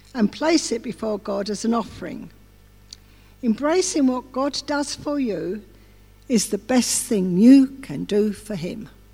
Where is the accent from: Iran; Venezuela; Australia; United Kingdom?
United Kingdom; England; I'm English as well